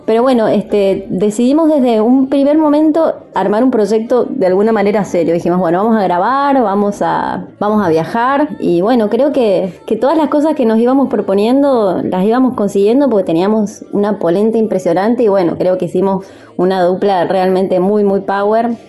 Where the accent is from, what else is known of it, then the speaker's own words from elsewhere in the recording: Mendoza, Argentina; moved away as an adult; now in Buenos Aires, Argentina; mi tierra natal, de Mendoza